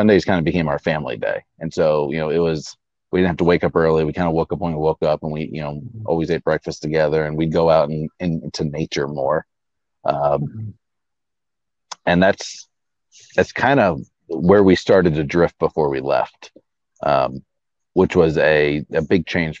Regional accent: St. Augustine, Florida, United States; we're from St. Augustine, Florida

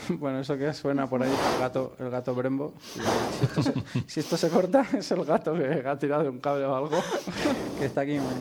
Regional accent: Valladolid, Castile and León, Spain; now in Catalonia, Spain; soy de aquí, pero vivo fuera

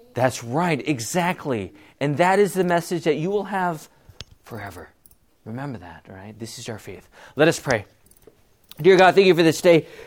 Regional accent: Bellflower, California, United States; I was born in Bellflower

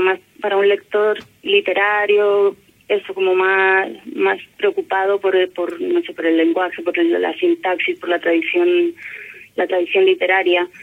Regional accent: Spain; moved away as an adult; now in Valparaíso, Chile; soy española

